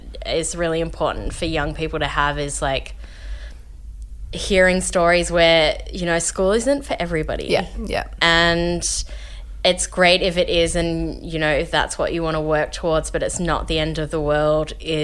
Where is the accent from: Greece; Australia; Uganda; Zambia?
Australia; Melbourne, Victoria; moved away as an adult; now in Los Angeles, United States; I grew up in Caulfield South in Melbourne